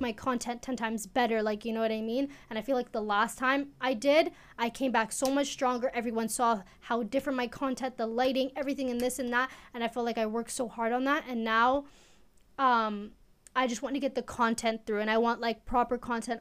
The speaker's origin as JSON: {"language": "English", "town": "Edmonton", "region": "Alberta", "country": "Canada", "also_born_or_lived": "Eritrea", "said": "Edmonton, Alberta"}